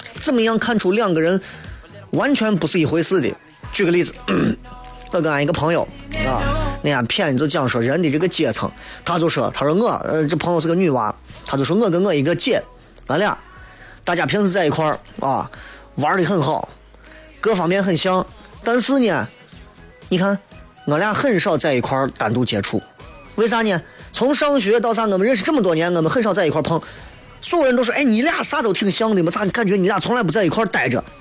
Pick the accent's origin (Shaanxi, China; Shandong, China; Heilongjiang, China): Shaanxi, China; Xi'an; accent: Xi'an dialect; 我们西安话为主的脱口秀广播节目《笑声雷雨》，